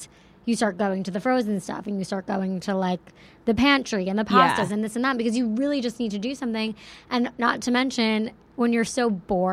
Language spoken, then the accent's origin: English; Plainview, New York, United States; Long Island, New York. Yeah, I'm from a little town called Plainview